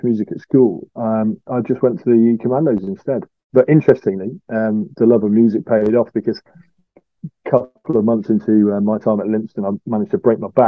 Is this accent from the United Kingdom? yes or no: yes; Beverley, Yorkshire and the Humber, United Kingdom; also born or lived in Lincoln; I grew up in Yorkshire, in East Yorkshire, in a little place called Beverley